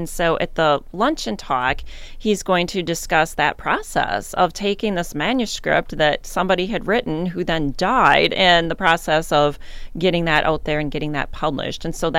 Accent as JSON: {"language": "English", "town": "Waseca", "region": "Minnesota", "country": "United States", "tie": "born or raised there", "lives_now": "Mankato, United States", "said": "I grew up in Waseca, not very far away. And I also had never heard of Betsy Tacy until I moved to Mankato."}